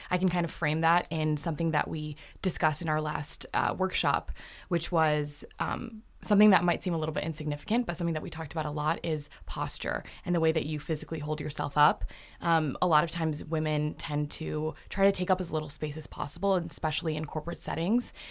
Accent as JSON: {"language": "English", "town": "Canton", "region": "Michigan", "country": "United States", "said": "I'm from Canton, Michigan."}